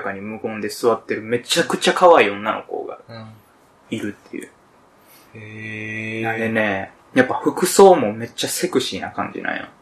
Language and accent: Japanese; Kansai, Japan; 我々、関西出 身やけどさ。